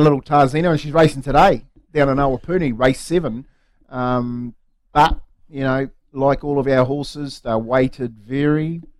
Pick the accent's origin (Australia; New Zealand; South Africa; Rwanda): New Zealand; I'm a Kiwi.